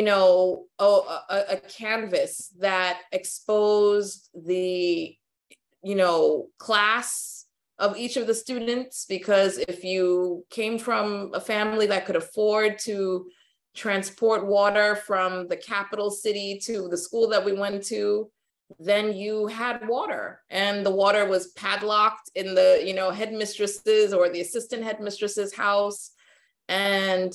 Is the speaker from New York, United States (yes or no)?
yes; New York, United States; also born or lived in Ghana; growing up in New York